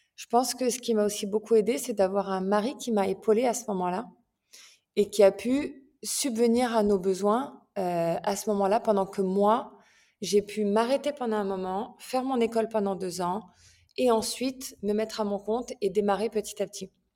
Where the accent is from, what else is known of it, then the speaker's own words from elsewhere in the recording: France; moved away as an adult; also born or lived in England; now in Milan, Italy; j'ai vécu en France, enfin je suis française, hein, j'ai vécu en France, j'ai vécu aussi en Angleterre